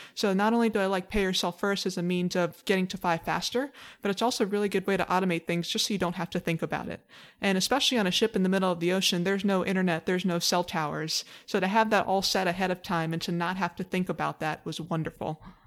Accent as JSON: {"language": "English", "town": "Honolulu", "region": "Hawaii", "country": "United States", "tie": "born or raised there", "said": "I was born and raised in Hawaii. I grew up on the island of Oahu"}